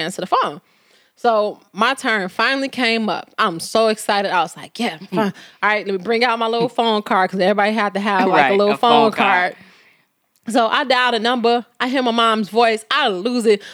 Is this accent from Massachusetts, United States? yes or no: no; Chicago, Illinois, United States; I'm from Chicago